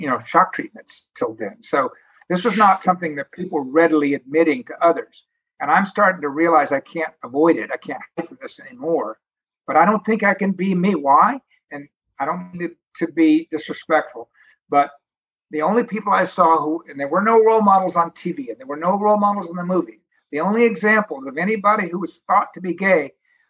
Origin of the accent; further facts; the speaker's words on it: New York, United States; I was from New York